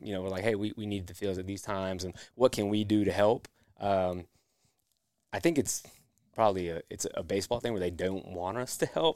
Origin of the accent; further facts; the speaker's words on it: Goldsboro, North Carolina, United States; I'm originally from Goldsboro